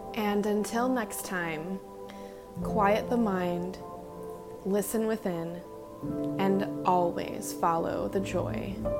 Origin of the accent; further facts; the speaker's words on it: Indiana, United States; moved away as an adult; also born or lived in northern Washington; now in Washington, United States; left my hometown, everybody that I know and love back in my hometown in Indiana, and moved across the country to northern Washington all by myself